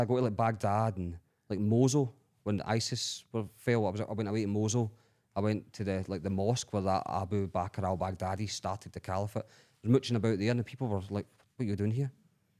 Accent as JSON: {"language": "English", "region": "Scotland", "country": "United Kingdom", "said": "So they'll say, where are you from? Scotland."}